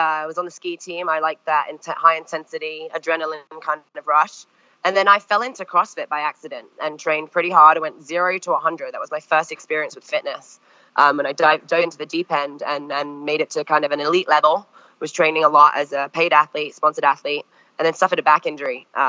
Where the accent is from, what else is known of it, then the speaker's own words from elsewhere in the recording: France; also born or lived in Longmeadow, Massachusetts, United States; I'd skied a little bit growing up in France, but was definitely not good.